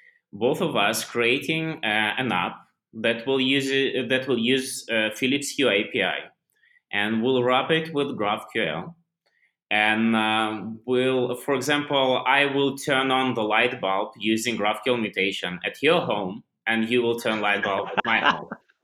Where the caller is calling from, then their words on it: India; Right now I'm like completely on the other side, because like currently I'm recording this from India, so yeah.